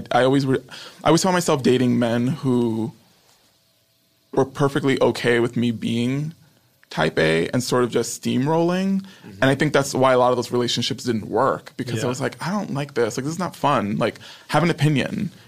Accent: New York, United States; now in Los Angeles, United States; I'm from New York.

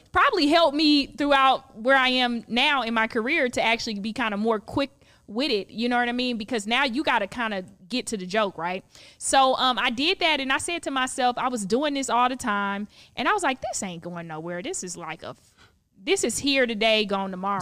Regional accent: Palm Beach County, South Florida, United States; moved away as an adult; now in Los Angeles, United States; I'm from Palm Beach County

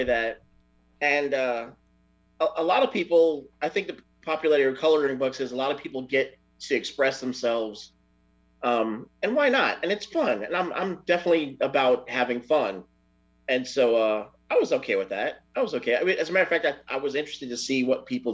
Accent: New York City, New York, United States; Originally from Brooklyn, New York

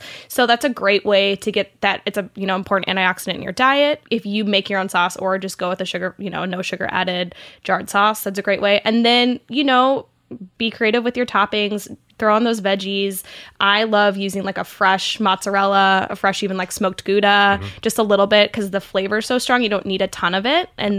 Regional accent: St. Louis, Missouri, United States; I'm from St. Louis, and the big St. Louis pizza company is Emo's St. Louis Style Pizza.

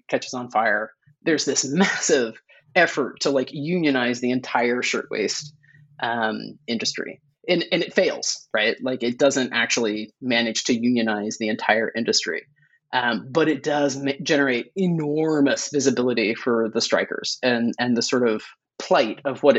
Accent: Oklahoma, United States; I grew up in Oklahoma. I never learned about the Tulsa race massacre. I took a semester of Oklahoma history.

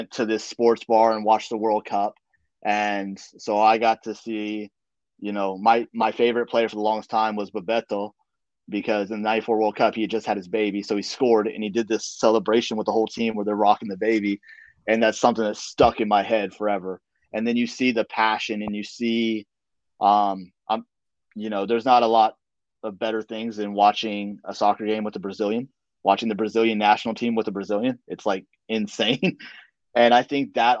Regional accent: Dallas, Texas, United States; moved away as an adult; now in Fremont, United States; I'm originally from the Dallas area, so I grew up a Cowboys fan

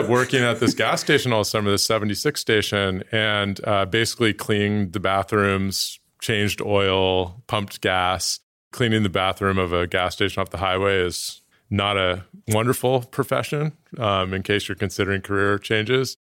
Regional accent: Oakland, California, United States; moved away; I was born in Oakland, nineteen eighty, Oakland Kaiser. Um, Kaiser, another great Oakland company, and, uh, spent most of my childhood there.

